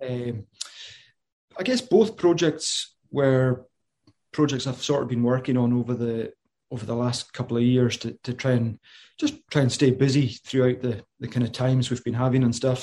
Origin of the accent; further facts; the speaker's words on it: Isle of Lewis, Western Isles, Scotland, United Kingdom; moved away as an adult; I'm from the Isle of Lewis in the, in the Western Isles, the, or the Hebrides